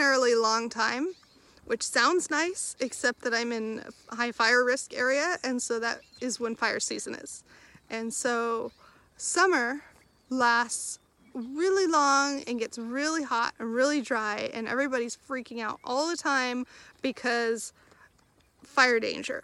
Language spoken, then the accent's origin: English; Southern California, United States; moved away; grew up in Southern California